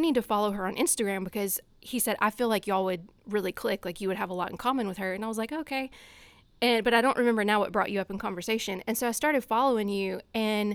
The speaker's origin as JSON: {"language": "English", "region": "Louisiana", "country": "United States", "accent": "country accent", "moved": "as an adult", "lives_now": "Boston, United States", "said": "So originally from Louisiana, pretty much as far south as you can get."}